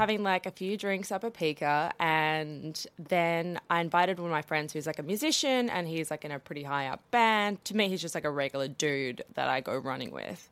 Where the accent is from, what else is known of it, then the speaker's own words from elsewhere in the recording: South Africa; growing up in South Africa